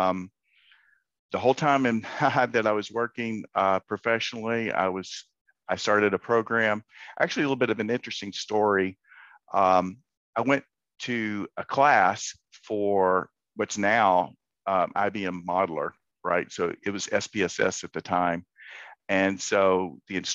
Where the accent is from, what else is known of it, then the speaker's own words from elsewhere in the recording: Central Texas, United States; I grew up in Central Texas in high school